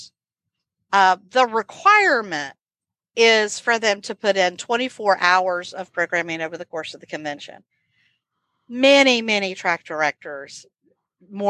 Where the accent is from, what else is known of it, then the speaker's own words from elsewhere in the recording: Florida, United States; moved away; I am originally from Florida